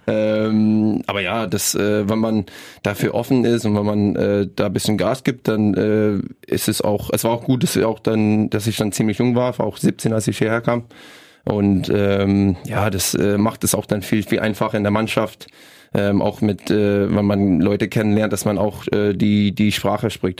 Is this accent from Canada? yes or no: yes; British Columbia, Canada; German is a second language; moved away as an adult; now in Rostock, Germany; bei uns, äh, bei meiner, in meiner Heimat